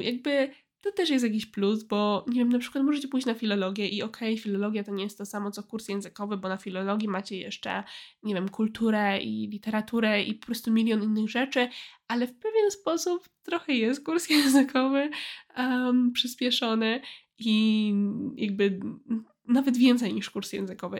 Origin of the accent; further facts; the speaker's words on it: a village near Poznań, Greater Poland, Poland; moved away as an adult; na mojej wsi pod Poznaniem